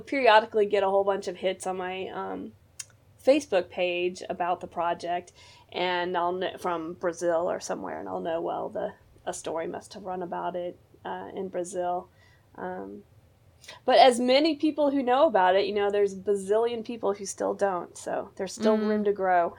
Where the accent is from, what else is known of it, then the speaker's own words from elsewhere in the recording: Missouri, United States; my hometown here where I live in Missouri